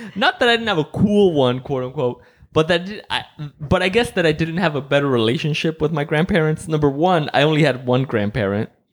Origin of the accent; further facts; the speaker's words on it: Mexico; now in United States; I grew up in Mexico and, like, I was, I was born in Mexico